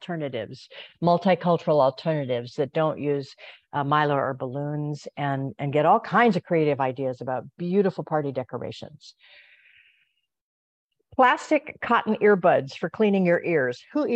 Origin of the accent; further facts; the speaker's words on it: Hawaii, United States; I grew up in Hawaii